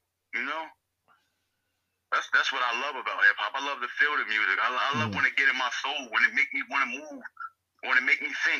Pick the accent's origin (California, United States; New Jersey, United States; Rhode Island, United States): New Jersey, United States; Trenton; Growing up in Trenton, man, it's just like growing up in any other inner city, bro.